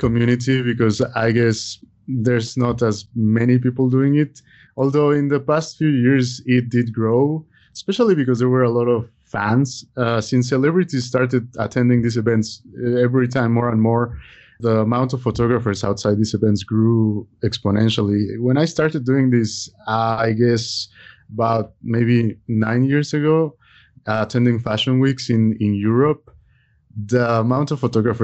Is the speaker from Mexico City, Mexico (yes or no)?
yes; Mexico City, Mexico; moved away; also born or lived in Italy; I was born in Mexico City, but I've lived abroad about half my life. I lived in Italy for over 10 years